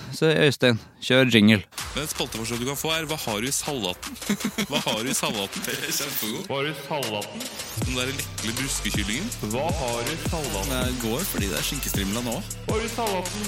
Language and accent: Norwegian; Norway; also born or lived in Sweden; som nordmann